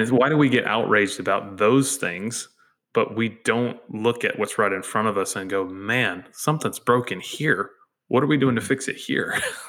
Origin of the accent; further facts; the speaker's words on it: United States; And then, yes, I am an American.